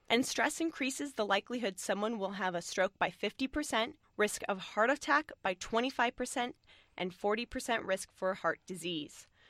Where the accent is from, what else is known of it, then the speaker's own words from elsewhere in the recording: San Francisco Bay Area, California, United States; this area where we're from the San Francisco Bay Area